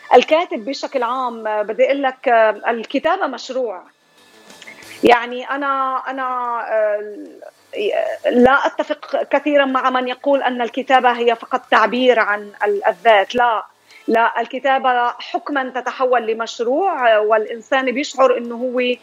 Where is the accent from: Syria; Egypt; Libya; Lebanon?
Syria; moved away as an adult; now in Columbus, United States; أنا من سوريا آه، مقيمة في أمريكا في الولايات المتحدة لي هون 23 سنة